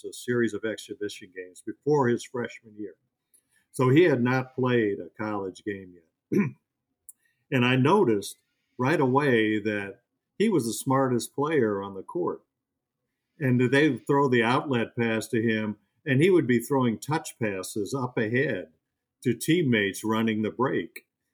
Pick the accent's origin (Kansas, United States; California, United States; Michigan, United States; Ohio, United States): Michigan, United States; Detroit; moved away; I grew up in Detroit.